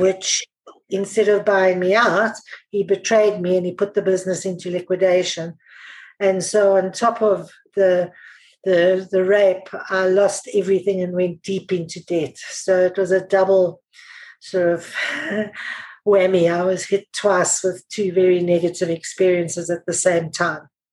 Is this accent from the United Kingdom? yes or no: no; South Africa; I'm South African